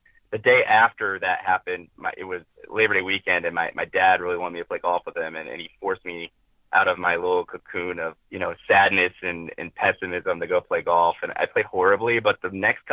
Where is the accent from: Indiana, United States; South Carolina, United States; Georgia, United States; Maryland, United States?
Indiana, United States; Northeast; I'm from Northeast Indiana. I've lived there my whole life.